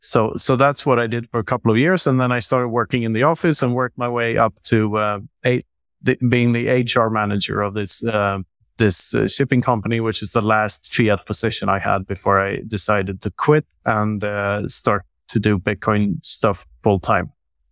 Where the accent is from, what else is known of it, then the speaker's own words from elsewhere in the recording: Sweden; also born or lived in Mozambique / Tanzania; I'm 47 years old. I grew up in Sweden and a handful of other countries. I lived for half a year in Mozambique and a couple of years in Tanzania.